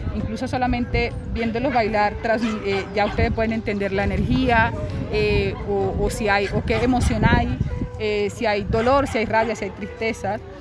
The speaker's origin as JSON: {"language": "Spanish", "country": "Venezuela", "moved": "yes", "lives_now": "Bogotá, Colombia", "said": "Siendo yo mujer, venezolana y negra"}